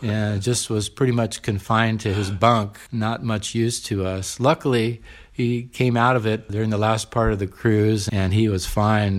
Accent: San Diego, California, United States; also born or lived in Orange County; I grew up in San Diego, so I went to U C San Diego undergrad

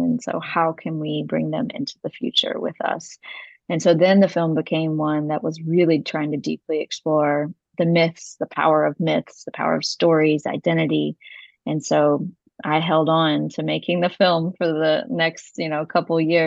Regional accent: West Virginia, United States; West Virginia, the state I grew up

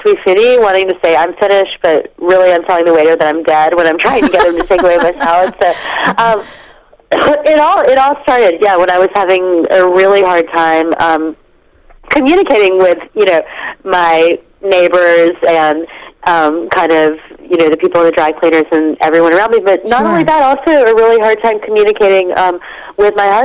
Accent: North Carolina, United States; moved away as an adult; also born or lived in London / Geneva; I grew up in North Carolina

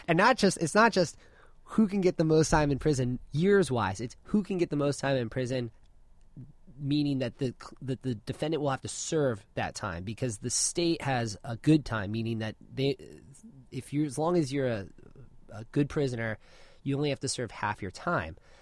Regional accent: Orange County, California, United States; also born or lived in Washington, D.C.; I grew up here in Orange County

